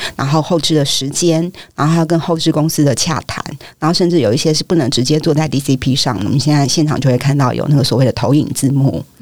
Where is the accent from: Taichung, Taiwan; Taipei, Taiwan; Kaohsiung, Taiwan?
Taipei, Taiwan; 我很庆幸我是台北人